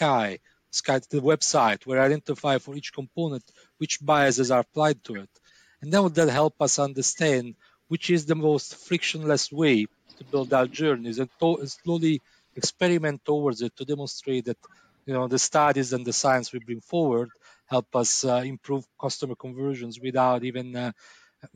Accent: Italy; moved away; I'm from Italy

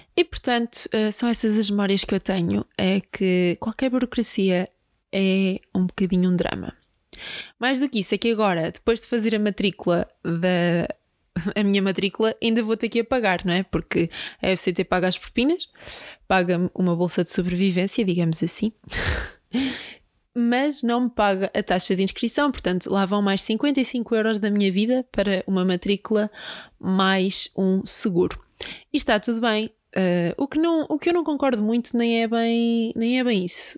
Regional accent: Peniche, Leiria District, Portugal; moved away; eu sou de Peniche

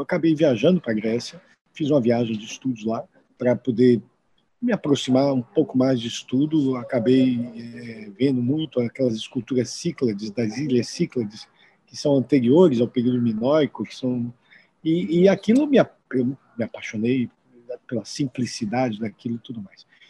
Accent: Salvador, Bahia, Brazil; moved away as an adult; now in São Paulo, Brazil; aqui em Salvador, eu sou daqui de Salvador

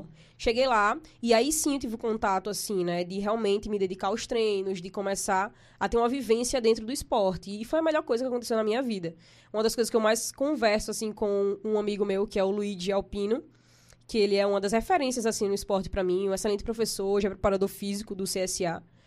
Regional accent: Maceió, Alagoas, Brazil; É, eu vim de Fernão Velho, né? Sou de Fernão Velho. Minha família mora lá ainda. Hoje eu não moro mais em Fernão Velho

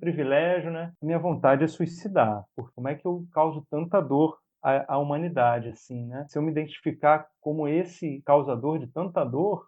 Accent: Brazil

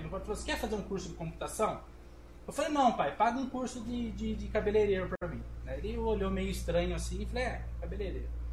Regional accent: Brazil; venho de um, de um bairro aqui de Pescava, um bairro mais periférico

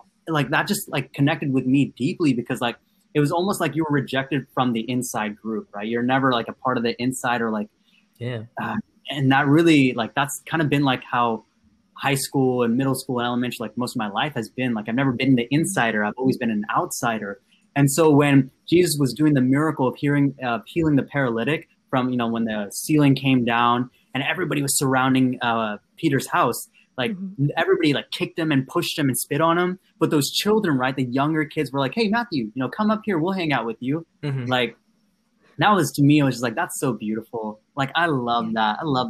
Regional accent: Andhra Pradesh, India; first language Telugu; English is a second language; we always spoke Telugu because I'm from the Andhra Pradesh area, so South India.

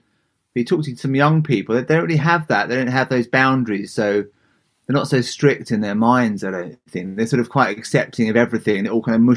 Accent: Southend-on-Sea, East of England, United Kingdom; also born or lived in San Francisco; now in Leigh-on-Sea, United Kingdom; I grew up in a town called Southend, just about 30 miles east of London in Essex on the Thames estuary

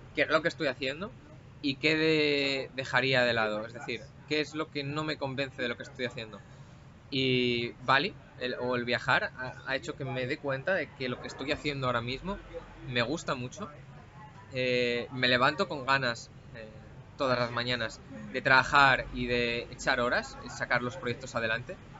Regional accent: Asturias, Spain; físicamente vengo de Asturias

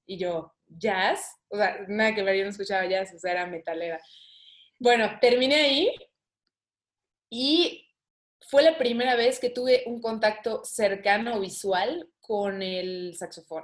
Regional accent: Mexico; aquí en México

